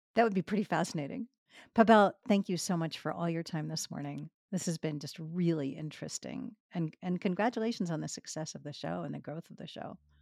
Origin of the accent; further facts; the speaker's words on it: Boston, Massachusetts, United States; moved away; also born or lived in New York; I grew up in Boston and later New York.